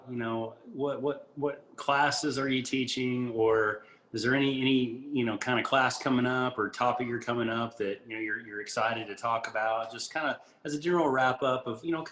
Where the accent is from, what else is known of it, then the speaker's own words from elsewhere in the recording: Barbados; born there; I'm half Brazilian and I was born in Barbados. So I've, I'm that rare three passport uh, person.